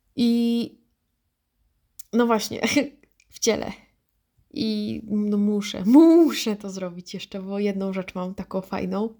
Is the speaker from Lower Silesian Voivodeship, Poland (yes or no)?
yes; Wrocław, Lower Silesian Voivodeship, Poland; ja jestem z Wrocławia